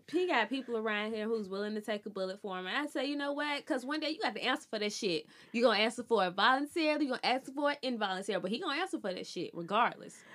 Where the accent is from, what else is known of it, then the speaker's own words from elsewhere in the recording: Birmingham, Alabama, United States; I'm from Birmingham